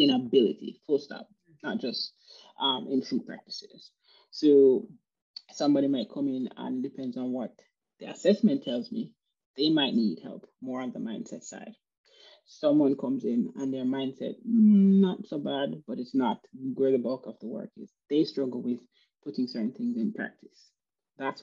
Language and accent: English; Jamaica; moved away; I'm from Jamaica. So at the time when I lived in Jamaica